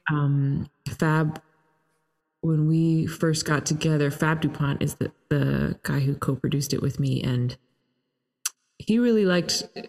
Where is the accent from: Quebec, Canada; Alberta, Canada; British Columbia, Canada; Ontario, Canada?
Ontario, Canada; Toronto; I'm Canadian and uh, grew up in Toronto